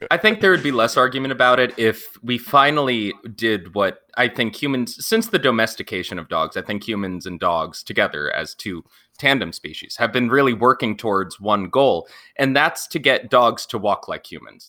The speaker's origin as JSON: {"language": "English", "region": "Pennsylvania", "country": "United States", "tie": "born or raised there", "also_born_or_lived": "Montana", "said": "I did a lot of my growing up in Pennsylvania, but I'm originally from Montana"}